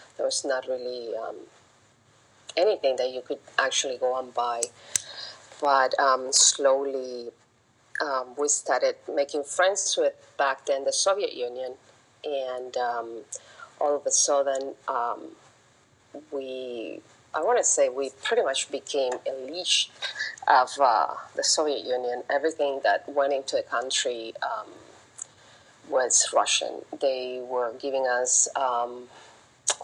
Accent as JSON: {"language": "English", "region": "Havana", "country": "Cuba", "tie": "born or raised there", "also_born_or_lived": "Bellingham, Washington", "moved": "yes", "said": "I was born in Havana, 1969"}